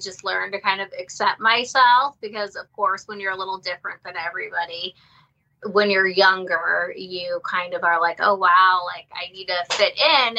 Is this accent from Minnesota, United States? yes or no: no; Ohio, United States; I'm from Ohio and I went to Akron University